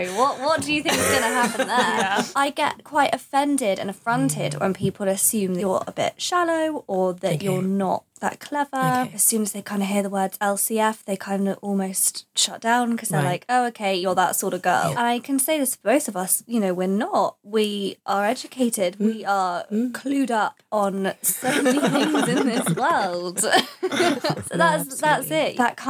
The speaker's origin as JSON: {"language": "English", "region": "East of England", "country": "United Kingdom", "said": "I'm contradicting myself because I'm not telling people I'm from Essex because I don't want them to think of me as like an Essex girl."}